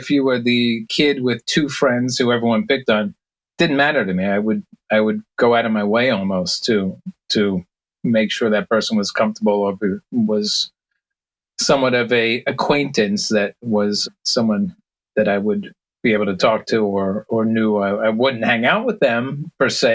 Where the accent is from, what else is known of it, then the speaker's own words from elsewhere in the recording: Rockville Centre, New York, United States; also born or lived in Brooklyn; Grew up in Rockville Center, Long Island, and lived in the city for a few years, then back, ultimately ended up back in my hometown